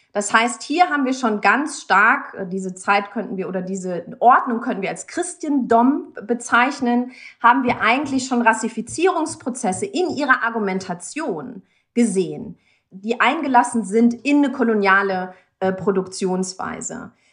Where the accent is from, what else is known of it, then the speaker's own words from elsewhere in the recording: Germany; in Deutschland, wo ich aufgewachsen bin